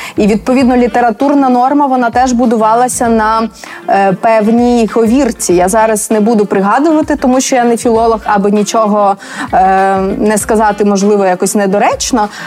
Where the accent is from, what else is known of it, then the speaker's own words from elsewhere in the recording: Rivne, Rivne Oblast, Ukraine; now in Lviv, Ukraine; зараз живу у Львові. А взагалі я сама родом з Рівного